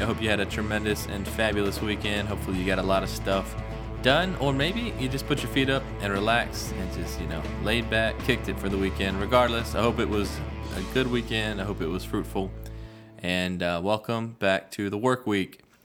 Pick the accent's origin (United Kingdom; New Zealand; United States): United States; Virginia Beach, Virginia; we're growing up in Virginia Beach